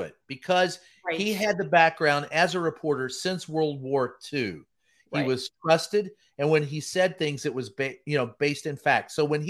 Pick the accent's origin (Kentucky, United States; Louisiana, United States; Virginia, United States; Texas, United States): Kentucky, United States; Louisville; Louisville, Kentucky.